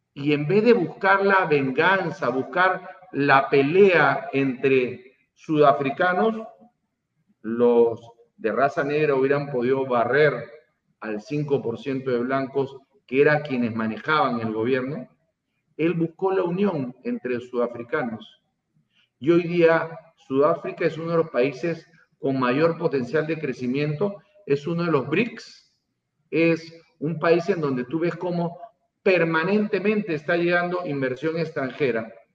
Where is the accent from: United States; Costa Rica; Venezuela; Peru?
Peru; todos los peruanos somos los organizadores